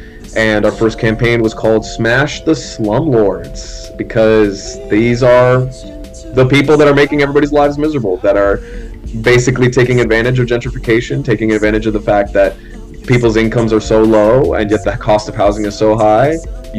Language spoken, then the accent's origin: English; Miami, Florida, United States; also born or lived in New Orleans, Louisiana; I wasn't born in Miami, I was born in New Orleans, but I was raised in Miami pre-Hurricane Andrew. Hurricane Andrew blew away our apartment